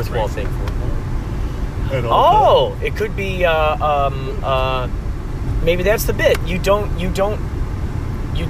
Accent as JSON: {"language": "English", "town": "Carol Stream", "region": "Illinois", "country": "United States", "also_born_or_lived": "Pico Rivera, California", "moved": "yes", "lives_now": "Los Angeles, United States", "said": "Normally from Chicagoland area, Carroll Stream."}